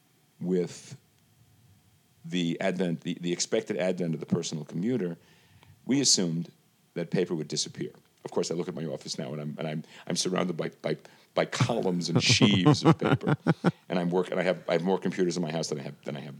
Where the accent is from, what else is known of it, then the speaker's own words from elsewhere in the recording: New York City, New York, United States; moved away as an adult; I grew up in Brooklyn